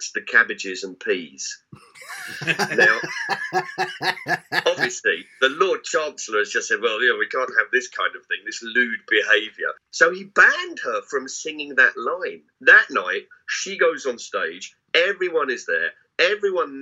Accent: London, United Kingdom; What I loved about growing up in South London was there's a sense of freedom there

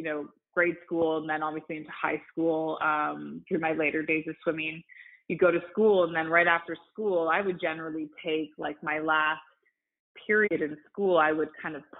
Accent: Canada; I'm Canadian, and you might hear that through some of my speech

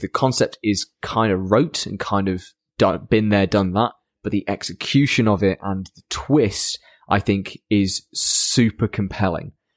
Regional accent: Lincoln, East Midlands, United Kingdom

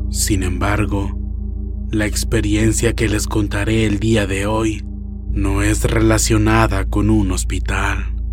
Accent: Tijuana, Baja California, Mexico; now in Boston, United States; Yo soy originaria de Tijuana, Baja California, México, pero he vivido en Boston, Massachusetts, desde hace más de 15 años.

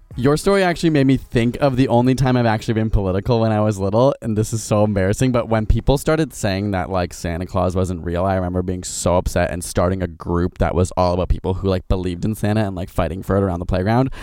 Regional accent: Ontario, Canada; a Canadian from Ontario

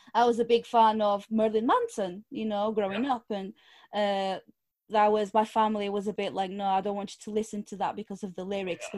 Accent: Lisbon, Portugal; English is a second language; moved away; I was born in Portugal, but my mum's side of the family is from Angola, Africa.

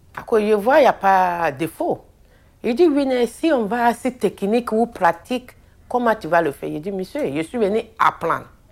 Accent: Abidjan, Côte d’Ivoire; moved away as an adult; now in Belgium; Je suis née en Côte d'Ivoire, à Abidjan. Euh, je suis arrivée en Belgique en 2011.

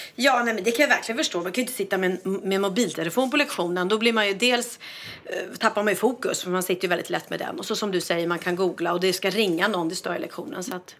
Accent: Sweden; jag är svensk

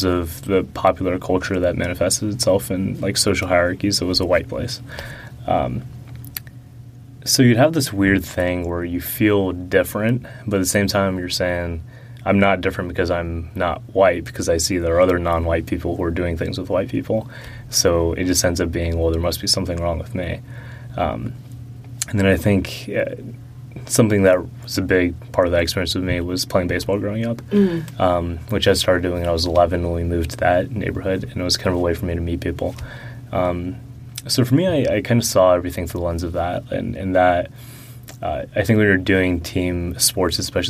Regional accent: Atlanta, Georgia, United States; first language Russian; English is a second language; We were in Atlanta proper at first, and then we went to the suburbs

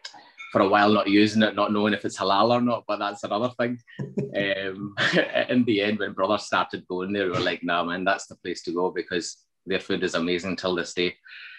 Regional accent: Scotland, United Kingdom; also born or lived in Münster, Germany / Battlefield, Glasgow; So my upbringing largely has been in Scotland. I was 8 years old when I came here from Germany, born in Germany, in Munster.

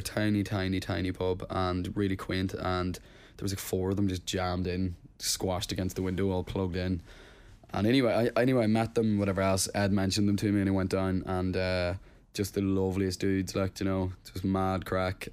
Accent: Plumbridge, Northern Ireland, United Kingdom; moved away; hometown was Plum Bridge and it's a tiny, tiny village, like, in Tyrone

